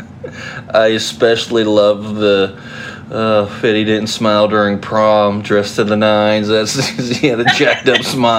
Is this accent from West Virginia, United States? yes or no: yes; West Virginia, United States; if you grew up around me in West Virginia